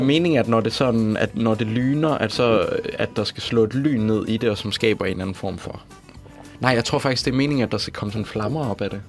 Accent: near Herning, Central Denmark Region, Denmark; jeg er vokset op trods alt i nærheden af Herning

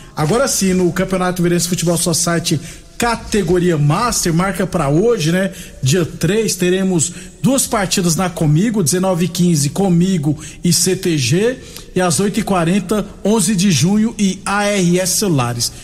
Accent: Uruaçu, Goiás, Brazil; Azulão do Norte, Uruaçu, minha cidade natal

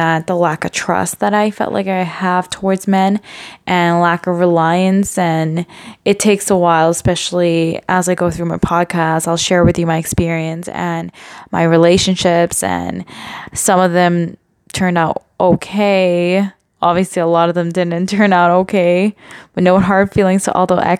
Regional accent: Montreal, Quebec, Canada; I'm from born and raised in Montreal, Canada, and grew up

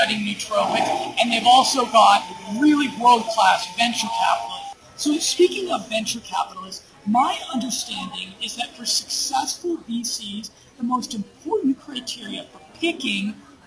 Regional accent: United States; moved away as an adult; now in Medellin, Colombia; my lifestyle as an American expat living in South America

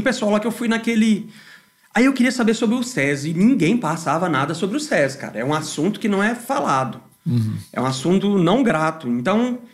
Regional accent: Goiânia, Goiás, Brazil; also born or lived in Salvador, Bahia; nasci em Salvador, Bahia, mas com um ano de idade eu já vim para Goiânia

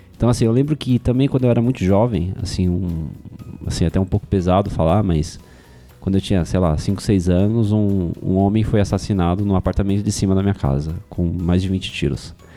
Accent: São Paulo, Brazil; eu nasci e cresci na Zona Leste de São Paulo

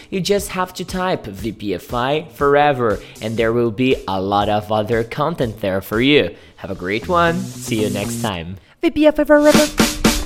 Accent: Guariba, São Paulo, Brazil; English is a second language; I was born in Guariba.

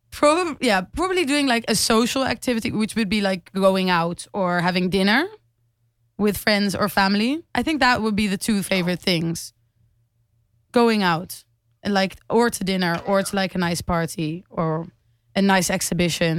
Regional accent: Amsterdam, North Holland, Netherlands; I grew up in Amsterdam, and I still live there, but I study here in Rotterdam

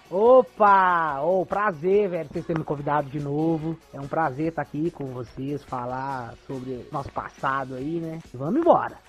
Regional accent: Santa Luzia, Minas Gerais, Brazil; now in Sete Lagoas, Brazil

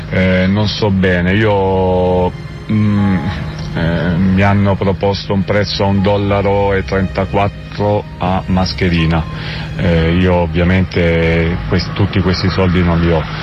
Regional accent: Rome, Lazio, Italy; sono di Roma

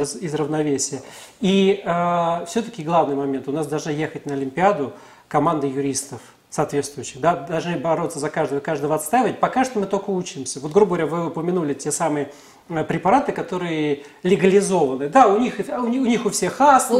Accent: Russia

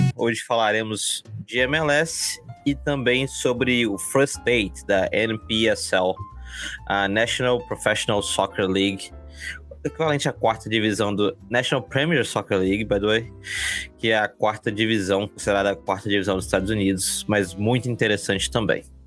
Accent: Brazil; now in Boston, United States; como brasileiro

